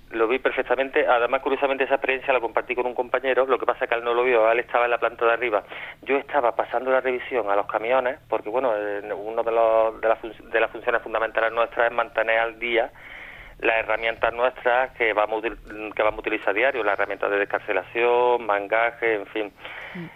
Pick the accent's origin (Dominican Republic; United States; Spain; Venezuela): Spain; Córdoba, Andalusia